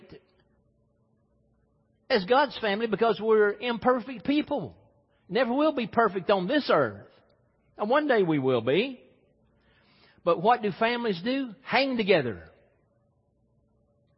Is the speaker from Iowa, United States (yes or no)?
no; Mississippi, United States; Growing up in Mississippi